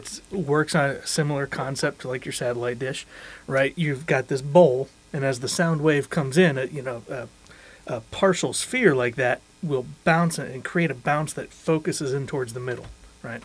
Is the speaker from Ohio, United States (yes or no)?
yes; Cleveland, Ohio, United States; I'm from Cleveland